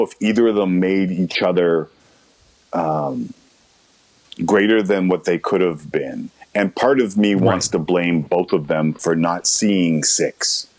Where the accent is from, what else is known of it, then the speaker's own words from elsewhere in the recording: Toronto, Ontario, Canada; also born or lived in Ottawa; I grew up Scarborough, North York border in Toronto.